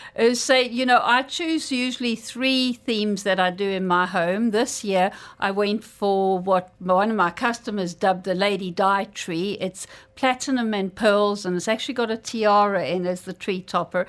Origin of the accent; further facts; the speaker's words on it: South Africa; now in Dubai, United Arab Emirates; where I grew up in South Africa